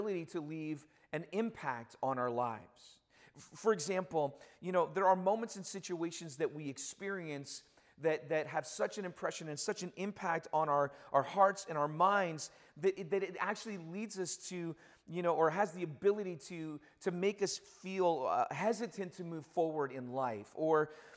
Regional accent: Toronto, Ontario, Canada; now in Hamilton, Canada; I do cheer for my hometown team, which is the Argos

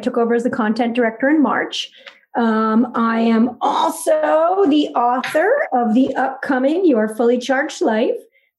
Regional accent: Westfield, New Jersey, United States; my hometown of Westfield, which I call Bestfield.

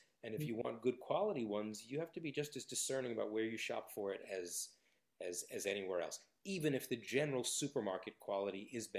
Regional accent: New York, United States; also born or lived in Los Angeles; And look, I come from New York and Los Angeles

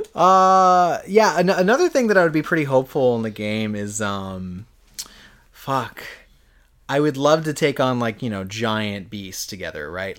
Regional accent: United States; I'm an American

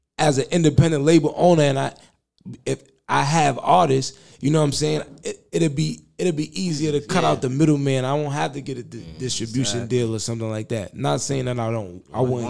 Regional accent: New York City, New York, United States; I'm not saying I wasn't born in Queens, but I was raised in Queens, like my whole life.

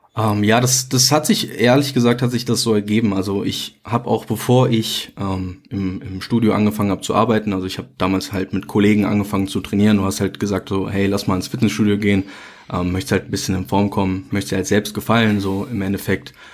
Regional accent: near Mönchengladbach, North Rhine-Westphalia, Germany; ich komme aus NRW, Nähe Mönchengladbach.

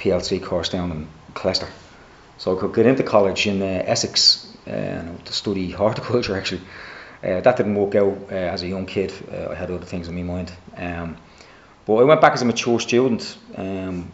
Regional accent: Dublin, Leinster, Ireland; also born or lived in Drimnagh, Dublin; grew up a North Sider

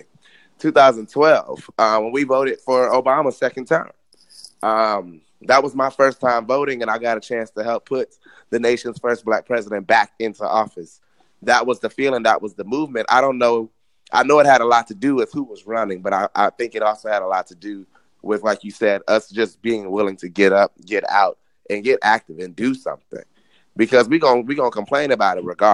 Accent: Miami, Florida, United States; moved away; I'm from Miami

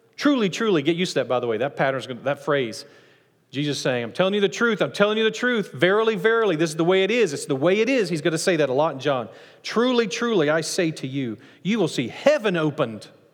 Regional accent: Nacogdoches, Texas, United States; I'm from Nacogdoches

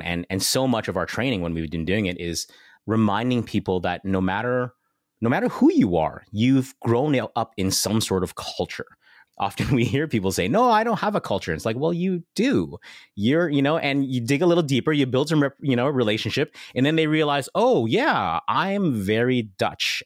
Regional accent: Canada

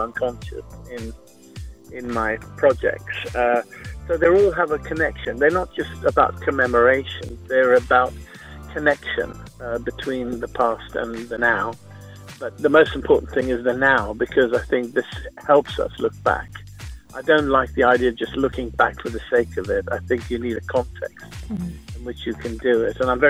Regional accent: West Bengal, India; now in United Kingdom; I was born in India. I grew up there within a Jewish community.

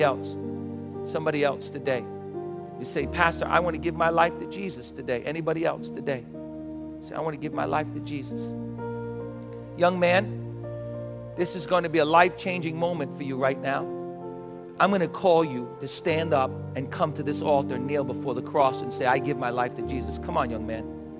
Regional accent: United States; as American Christians

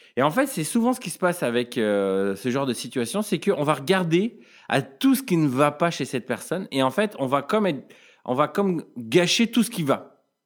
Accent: France; en tant que Français

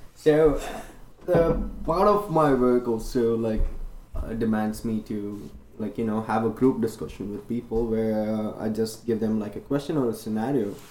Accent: India; English is a second language; moved away as an adult; now in Chicago, United States; I'm Indian

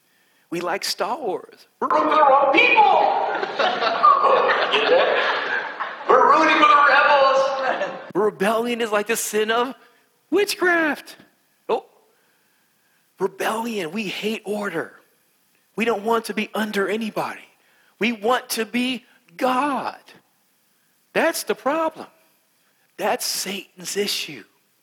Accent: West Virginia, United States; accent: West Virginia; I'm from West Virginia. Because I'm from West Virginia, I'm country, and I have an accent like this. And this is my normal accent.

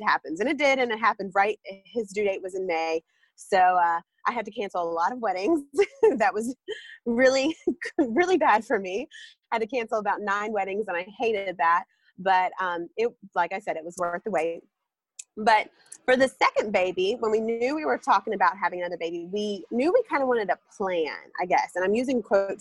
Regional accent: North Carolina, United States; I'm from North Carolina

